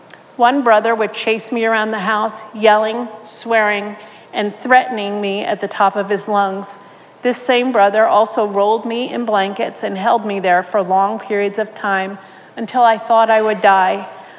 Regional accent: New York, United States; born or raised there

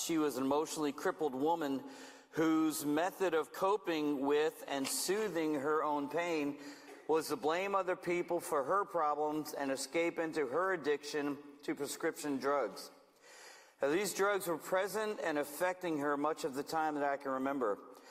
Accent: Manteca, California, United States; I'm from Manteca, way up the road, and I don't get a chance to get down here very often

